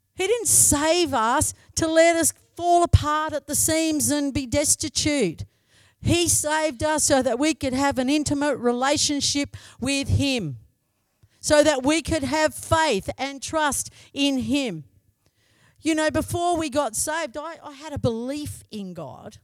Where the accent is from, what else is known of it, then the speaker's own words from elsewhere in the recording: Broken Hill, New South Wales, Australia; moved away as an adult; also born or lived in Menindee; I come from Broken Hill, yeah? So I come from Broken Hill.